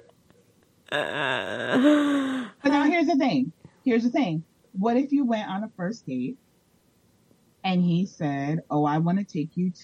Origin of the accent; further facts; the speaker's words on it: Jersey City, New Jersey, United States; accent: Jersey; moved away as an adult; now in Florida, United States; I am originally from New Jersey. I was born and raised in Jersey City, New Jersey